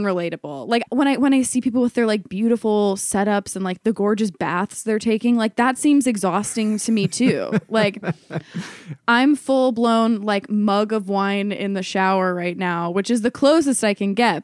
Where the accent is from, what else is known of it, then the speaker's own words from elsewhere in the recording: Ohio, United States; moved away as an adult; also born or lived in New York; I, had been going back and forth between New York and Ohio, where I'm from